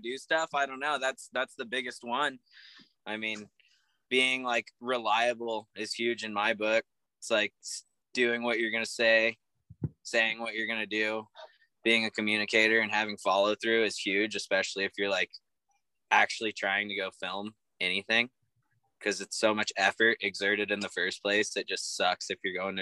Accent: Shaver Lake, California, United States; moved away; my hometown of Shaver Lake

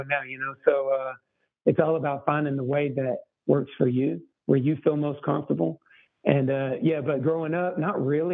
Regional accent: Texas, United States; I grew up in Texas to two very musical parents

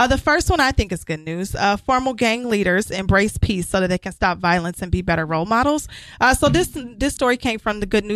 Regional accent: United States; I'm an American

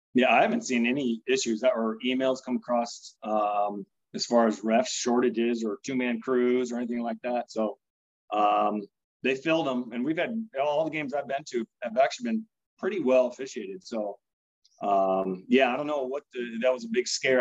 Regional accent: Pella, Iowa, United States; I'm from Pella

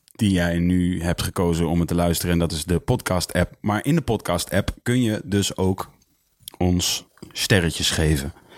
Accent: Leusden, Utrecht, Netherlands; Ik ben geboren in Leusden

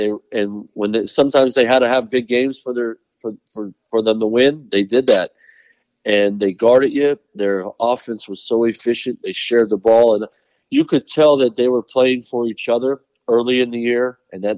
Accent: Pennsylvania, United States; moved away; I grew up in Pennsylvania

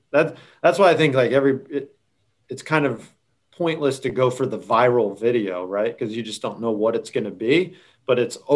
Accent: Florida, United States; We're Publix people because we came from Florida.

